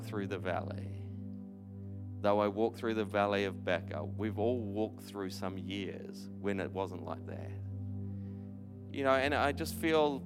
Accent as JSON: {"language": "English", "town": "New Plymouth", "region": "Taranaki", "country": "New Zealand", "tie": "born or raised there", "also_born_or_lived": "Christchurch", "moved": "yes", "said": "I grew up in New Plymouth"}